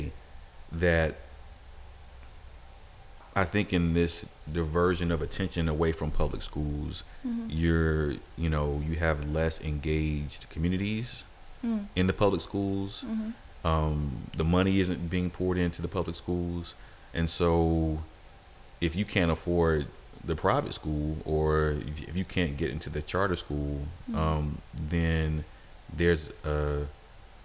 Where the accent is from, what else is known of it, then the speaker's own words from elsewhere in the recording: Atlanta, Georgia, United States; growing up in Atlanta in a certain period of time, like, public schools were kind of okay